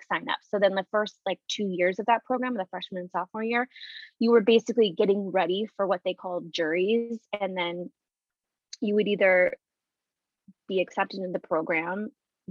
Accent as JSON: {"language": "English", "town": "Tucson", "region": "Arizona", "country": "United States", "tie": "born or raised there", "also_born_or_lived": "Fullerton, California", "moved": "as an adult", "said": "I was born and raised in Tucson"}